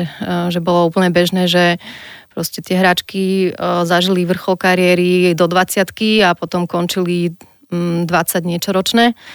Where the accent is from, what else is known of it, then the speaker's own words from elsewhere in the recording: Nové Zámky, Nitra Region, Slovakia; ja som z Nových zámkov a tam bol tenis eh, celkom silný šport